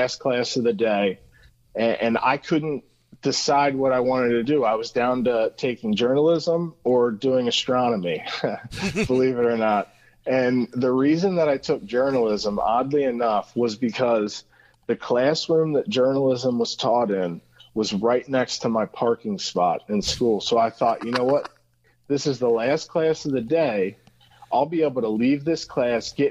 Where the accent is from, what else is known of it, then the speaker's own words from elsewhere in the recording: Cincinnati, Ohio, United States; I am Cincinnati, born and raised